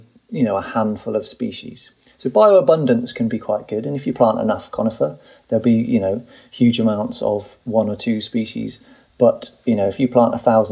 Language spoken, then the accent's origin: English; United Kingdom; I'm British